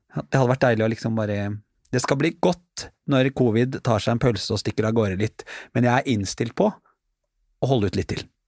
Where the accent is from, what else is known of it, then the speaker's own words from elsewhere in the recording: Norway; jeg som nordmann